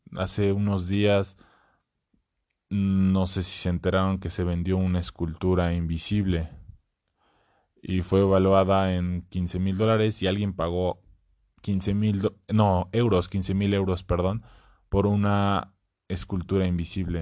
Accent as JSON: {"language": "Spanish", "region": "Puebla", "country": "Mexico", "said": "soy poblano"}